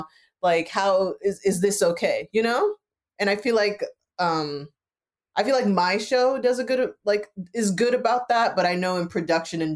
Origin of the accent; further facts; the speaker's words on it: Jamaica; I'm Jamaican, but like being a West Indian person myself.